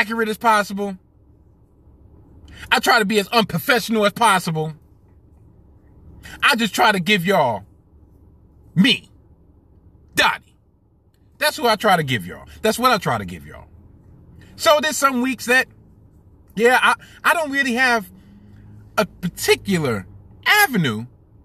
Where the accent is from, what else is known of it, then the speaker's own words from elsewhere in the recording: New York City, New York, United States; I was born and bred, born and raised in Brooklyn